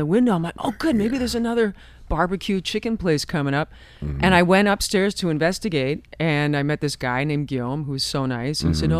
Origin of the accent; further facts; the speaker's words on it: Canada; also born or lived in Ottawa; I learned French in school. I grew up in Canada.